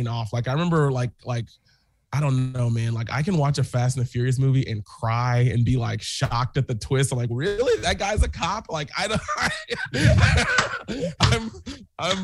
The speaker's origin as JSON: {"language": "English", "region": "Texas", "country": "United States", "tie": "born or raised there", "also_born_or_lived": "Bronx, New York / Park Slope, Brooklyn", "moved": "yes", "lives_now": "Brooklyn, United States", "said": "I grew up in Texas, so I was around people that were like Christians"}